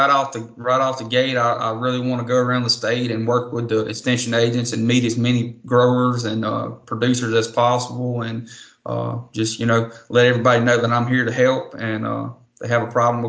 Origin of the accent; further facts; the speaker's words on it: Vidalia, Louisiana, United States; I'm originally from Vidalia, Louisiana, Concordia Parish.